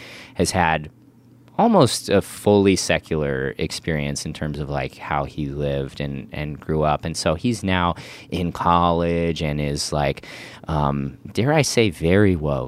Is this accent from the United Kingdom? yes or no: no; Midwest, United States; now in Los Angeles, United States; growing up in the Midwest in a very Republican context versus like living in LA versus the Midwest. That's its own cultural shift that I'm trying to navigate on top of this faith stuff.